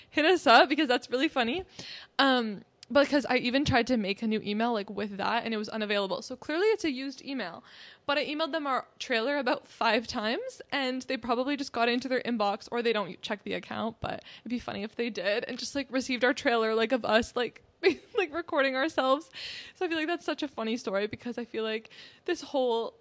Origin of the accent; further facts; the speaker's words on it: near Toronto, Ontario, Canada; I grew up, like, near it